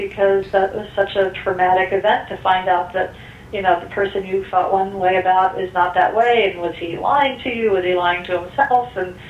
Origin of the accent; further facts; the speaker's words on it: Westchester, New York, United States; I grew up in Westchester, New York